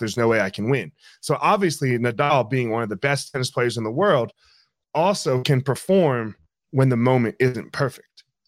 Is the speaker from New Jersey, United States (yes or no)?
yes; New Jersey, United States; I grew up in South Jersey.